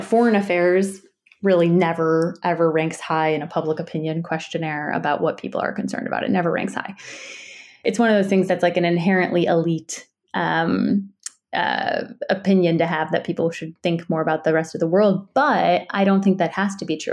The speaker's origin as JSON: {"language": "English", "town": "Chicago", "region": "Illinois", "country": "United States", "tie": "born or raised there", "said": "I grew up in Chicago"}